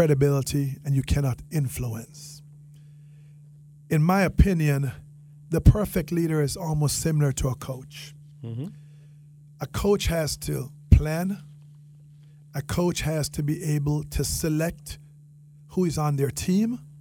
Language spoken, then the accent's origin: English; Jamaica; accent: Jamaican; now in Palm Beach County, United States; my Jamaican accent